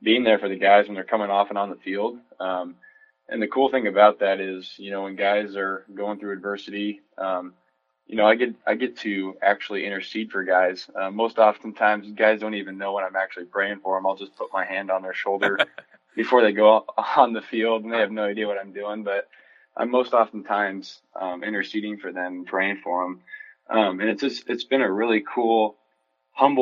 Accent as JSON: {"language": "English", "town": "Kearney", "region": "Nebraska", "country": "United States", "tie": "born or raised there", "said": "growing up in Nebraska"}